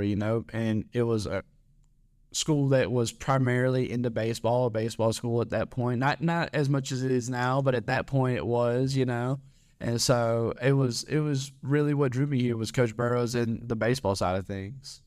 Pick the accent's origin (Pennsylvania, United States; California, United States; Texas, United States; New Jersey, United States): Texas, United States; Southeast; moved away as an adult; now in Ruston, United States; I was from Southeast Texas, you know, I hadn't really heard of anything outside of Southeast Texas